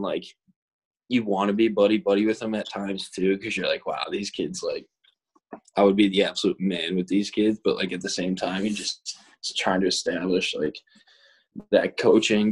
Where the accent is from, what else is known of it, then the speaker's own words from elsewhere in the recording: Boston, Massachusetts, United States; I'm from West Roxbury, but we grew up together